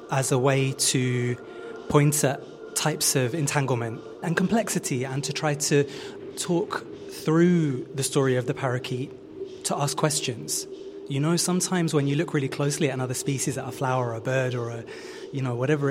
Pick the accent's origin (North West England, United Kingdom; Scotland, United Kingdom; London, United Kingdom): London, United Kingdom; me as a Londoner and someone who grew up and lives in London